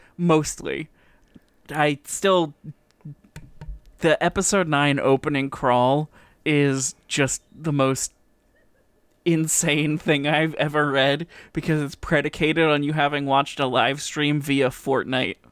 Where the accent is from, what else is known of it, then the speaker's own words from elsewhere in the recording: Canada; It's part of being Canadian